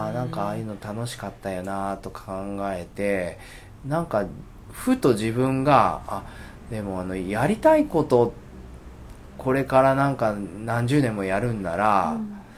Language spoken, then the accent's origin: Japanese; Asakuchi, Okayama, Japan; 生まれも育ちも、あのー、浅口